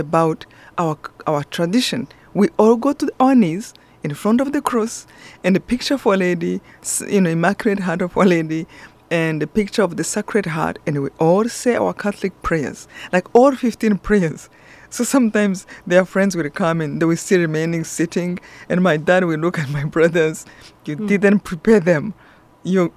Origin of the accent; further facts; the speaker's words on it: Rwanda; moved away; I'm from Rwanda, this beautiful center of Africa, really beautiful country